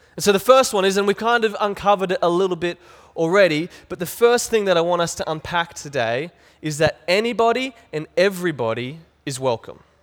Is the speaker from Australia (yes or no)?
yes; Cairns, Queensland, Australia; I was growing up in Cairns